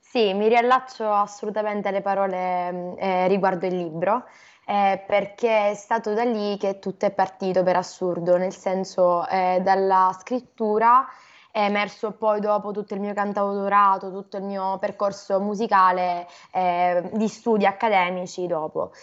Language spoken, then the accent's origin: Italian; Catania, Sicily, Italy; da Catania, in Sicilia.